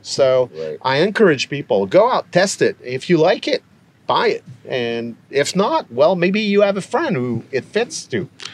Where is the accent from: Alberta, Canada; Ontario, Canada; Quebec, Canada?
Quebec, Canada; we're from Quebec